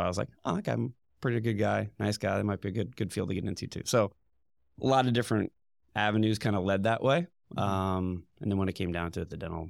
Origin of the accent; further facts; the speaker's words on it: Indiana, United States; Pretty much born and raised in Indiana. Moved around a lot when I was younger. Went to North Central High School, then straight into Indiana University.